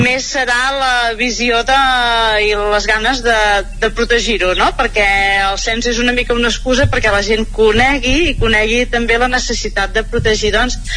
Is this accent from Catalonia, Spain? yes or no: yes; Mollà, Catalonia, Spain; now in Castellterçol, Spain; jo sóc de Mollà, ara visc a Castell Tarsal però tot havia viscut a Mollà i quan era més jove